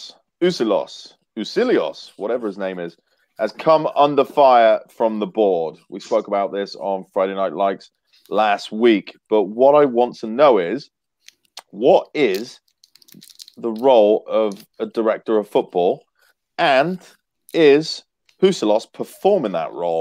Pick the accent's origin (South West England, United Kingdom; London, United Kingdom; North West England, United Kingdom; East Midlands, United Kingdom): South West England, United Kingdom; Swindon; Right next to Wurzel Gummidge in the West Country in Swindon.